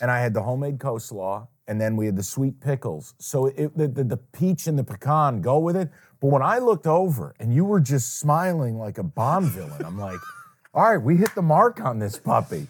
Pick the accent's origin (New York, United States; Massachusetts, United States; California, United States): New York, United States; Saratoga Springs; moved away; my hometown